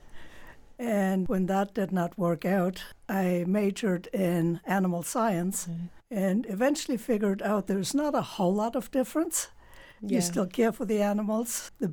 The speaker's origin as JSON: {"language": "English", "country": "Germany", "tie": "born or raised there", "said": "Well, I grew up in Germany, and my dad moved a lot with his job as a company rep."}